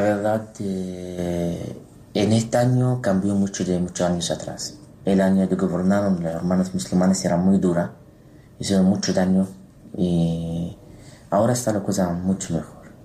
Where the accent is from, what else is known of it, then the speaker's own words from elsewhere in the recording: Egypt; Spanish is a second language; moved away; also born or lived in Terrassa, Spain; en Egipto, en mi tierra